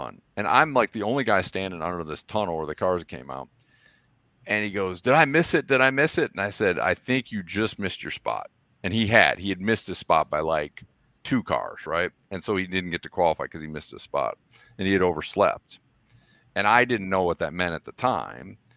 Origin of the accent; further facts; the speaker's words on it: Toledo, Ohio, United States; I'm wearing my